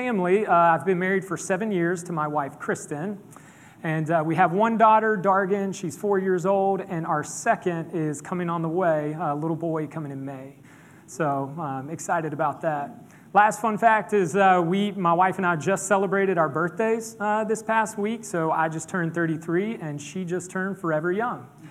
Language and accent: English; Pawleys Island, South Carolina, United States; I grew up in Pawleys Island, Merle's Inlet, just north of us up here.